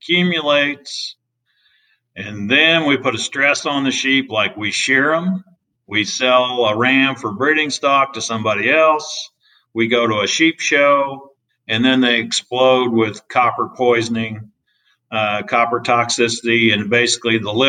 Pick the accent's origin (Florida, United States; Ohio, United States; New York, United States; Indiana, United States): Indiana, United States; moved away as an adult; also born or lived in Las Cruces, New Mexico; now in Iowa, United States; I grew up in Indiana